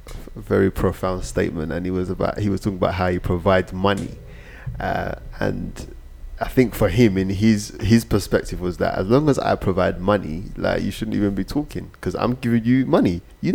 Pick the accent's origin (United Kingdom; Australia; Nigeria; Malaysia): Nigeria; as a Nigerian woman or someone that was from the same ethnic background or culture as him, I wouldn't even listen to him